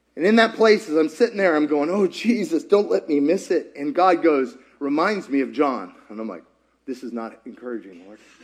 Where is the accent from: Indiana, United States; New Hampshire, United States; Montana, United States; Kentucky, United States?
Kentucky, United States; now in Georgia, United States; I grew up in Kentucky